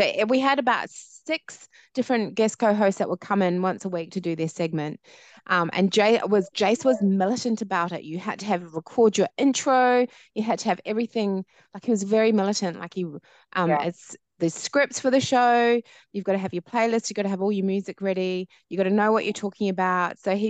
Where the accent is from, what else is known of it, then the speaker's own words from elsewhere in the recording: New Zealand; my background is Māori Niuean, so from New Zealand as well, born and bred in New Zealand.